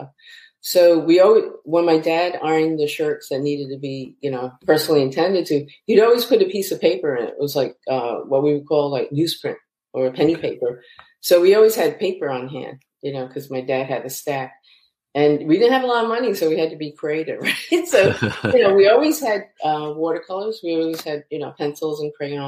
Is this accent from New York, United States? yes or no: yes; New York City, New York, United States; I grew up in Queens, New York